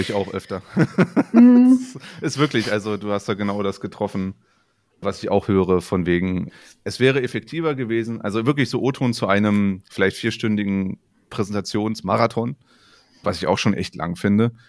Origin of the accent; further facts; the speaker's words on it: northern Saxony-Anhalt, Germany; accent: Brandenburg-like (Icke); ich komme aus Sachsen-Anhalt, aus dem Norden, wo es schon so auch so ein Brandenburger, also dieses Icke und sowas alles durchaus auch gibt